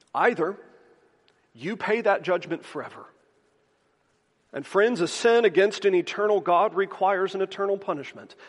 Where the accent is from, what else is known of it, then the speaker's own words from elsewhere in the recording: the South, United States; Growing up in the South